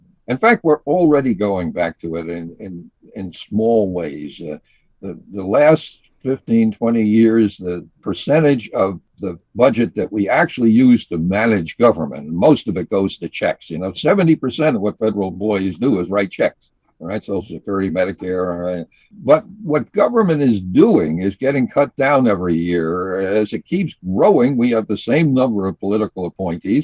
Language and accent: English; New York City, New York, United States; moved away; also born or lived in Syracuse; I was brought up in New York City, in Brooklyn, actually.